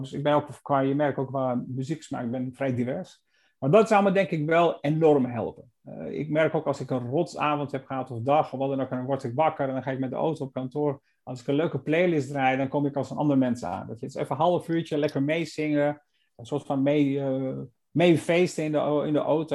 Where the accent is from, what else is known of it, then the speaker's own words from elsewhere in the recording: Ohrid, North Macedonia; now in Netherlands; het meer van Ochrid, waar ik geboren ben